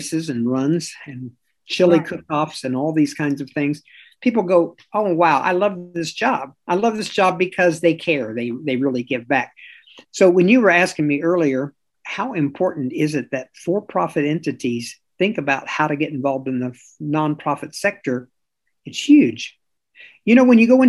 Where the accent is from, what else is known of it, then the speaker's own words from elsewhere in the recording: Kansas City, Missouri, United States; moved away; Kansas City, and that's my hometown.